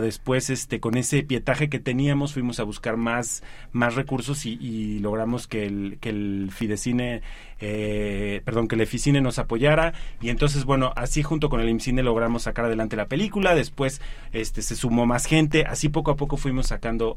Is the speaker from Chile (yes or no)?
no; Mexico; como mexicanos tenemos una circunstancia privilegiada porque vivimos en un, en un país de historias